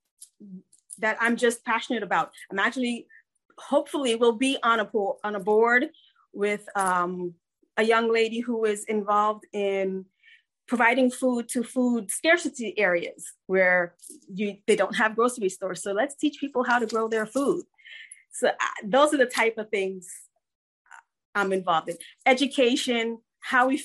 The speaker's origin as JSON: {"language": "English", "town": "Georgetown", "region": "Demerara-Mahaica", "country": "Guyana", "tie": "born or raised there", "also_born_or_lived": "New Jersey", "moved": "yes", "lives_now": "United States", "said": "I am an immigrant. I was born in Georgetown, Guyana, South America, and emigrated here with my parents."}